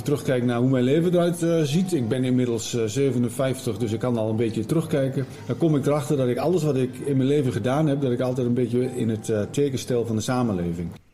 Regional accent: Raalte, Overijssel, Netherlands; Ik ben geboren en getogen Raaltena. Dat wil zeggen, ik ben geboren in Heino.

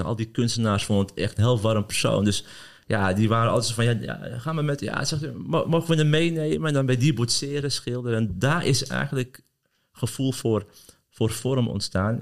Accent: Amsterdam, North Holland, Netherlands; ik ben geboren Amsterdammer en ik kom uit Kattenburg

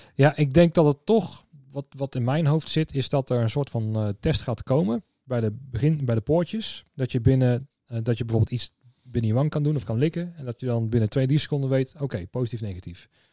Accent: Tiel, Gelderland, Netherlands; ik kwam uit Tiel, daar dus ben ik geboren en getogen

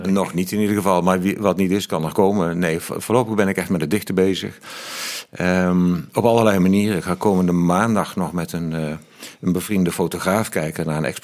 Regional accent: Mill, North Brabant, Netherlands; born or raised there

